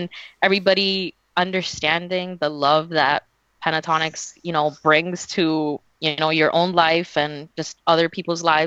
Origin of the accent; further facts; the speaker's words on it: Florida, United States; I'm being from Florida